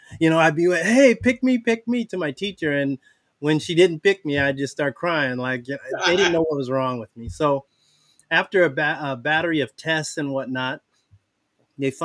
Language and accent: English; San Diego, California, United States; also born or lived in Travis Air Force Base, Northern California; when I was a year and a half years old, we moved to Southern California, San Diego. San Diego, Oceanside, Carlsbad, that's my hometown, really